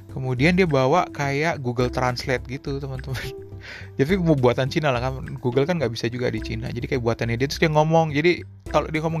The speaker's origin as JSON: {"language": "Indonesian", "country": "Indonesia", "said": "terus gue bilangin kan gue dari Indonesia gue bilang mau gue ke Helsinki"}